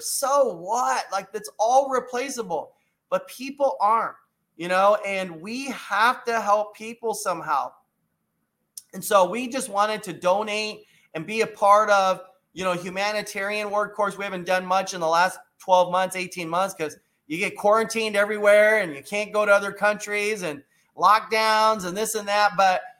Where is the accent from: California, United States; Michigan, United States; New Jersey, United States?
California, United States; Los Angeles; I grew up in East LA. Are you with me on that? In Los Angeles, California. You know, I grew up in a, you know, middle class home. I wasn't like poor, but I wasn't rich.